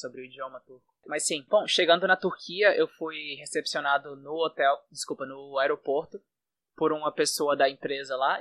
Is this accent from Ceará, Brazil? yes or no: yes; Fortaleza, Ceará, Brazil; first language Portuguese; moved away as an adult; now in Istanbul, Turkey; eu sou do, do Ceará, sou de Fortaleza. E já moro fora do Brasil há mais ou menos quatro anos.